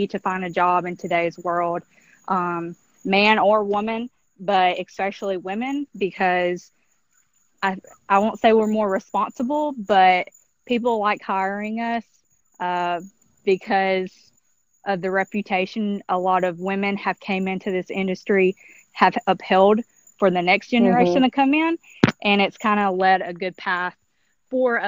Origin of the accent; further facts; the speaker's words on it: Alabama, United States; moved away; I'm originally from Alabama